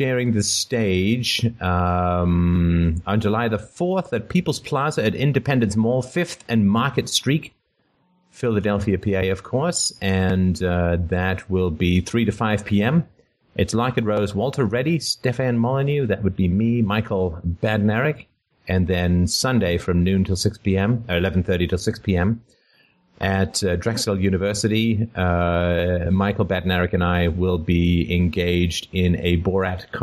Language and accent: English; Canada; as a Canadian